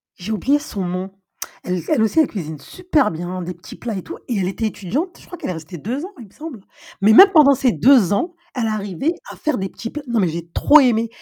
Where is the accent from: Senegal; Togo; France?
Senegal; on est fiers de toi en tant que Sénégalais